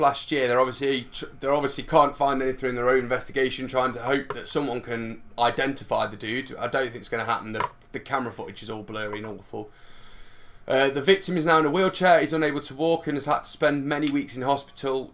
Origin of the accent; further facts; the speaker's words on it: Derby, East Midlands, United Kingdom; we are from Derby